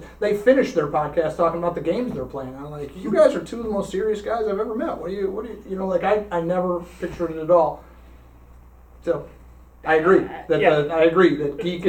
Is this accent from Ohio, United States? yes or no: no; Iowa, United States; I was born in Iowa, or I was raised in Iowa, or whatever. Like, you can't be more American than me, right?